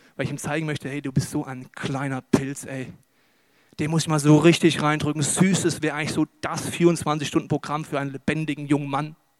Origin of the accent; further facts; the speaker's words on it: Germany; wir sind ja Deutsche